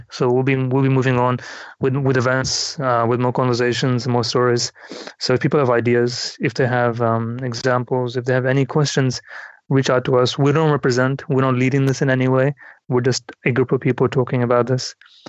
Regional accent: India; as an Indian, like, you know, I'm curious by anybody who's photographed, is this the India you live in?

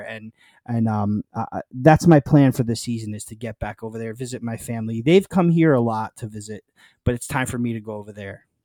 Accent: New York, United States; also born or lived in Naples, Italy (father's birthplace); We're from New York

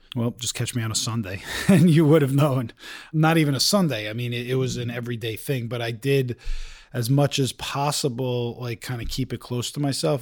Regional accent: Bergen County, New Jersey, United States; moved away as an adult; also born or lived in Maryland / New York; now in Utah, United States; I grew up in Bergen County, New Jersey.

